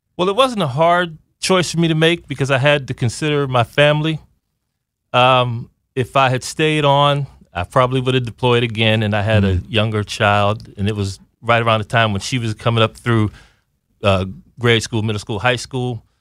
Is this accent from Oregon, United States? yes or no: no; Aliquippa, Pennsylvania, United States; moved away as an adult; I'm from Aliquippa, Pennsylvania. That's a little bit northwest of Pittsburgh